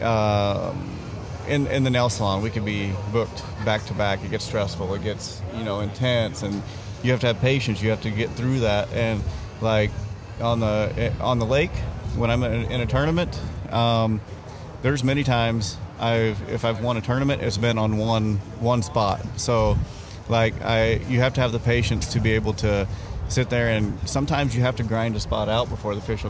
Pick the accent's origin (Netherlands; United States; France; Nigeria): United States; Arkansas; moved away as an adult; now in Fargo, United States; originally I'm from Arkansas. So, I mean, I grew up fishing on small farm ponds down there